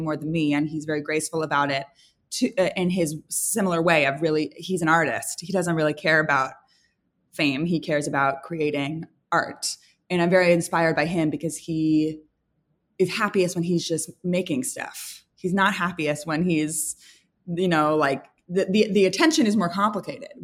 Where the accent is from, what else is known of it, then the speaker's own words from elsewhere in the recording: San Francisco, California, United States; now in Los Angeles, United States; I'm from San Francisco